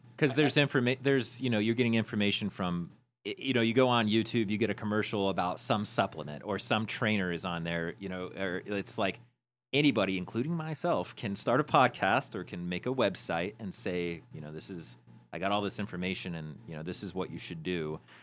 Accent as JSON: {"language": "English", "town": "Peoria", "region": "Arizona", "country": "United States", "said": "we came from Peoria, Arizona"}